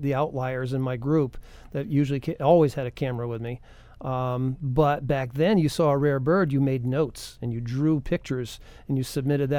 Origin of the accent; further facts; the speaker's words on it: New England, United States; growing up in New England, a fellow that lived down the road not too far from my house was Roger Torrey Peterson.